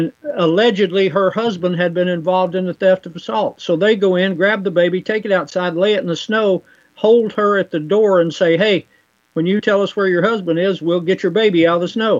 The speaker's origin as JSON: {"language": "English", "area": "Appalachia", "region": "the South", "country": "United States", "said": "I'm a Southerner. I'm a proud Southerner. Appalachian redneck hillbilly."}